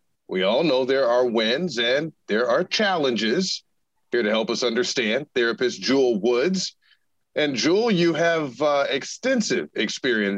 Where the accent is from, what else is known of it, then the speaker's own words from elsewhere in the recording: Tulsa, Oklahoma, United States; moved away; I am originally from Northeast Oklahoma, so the Tulsa area. North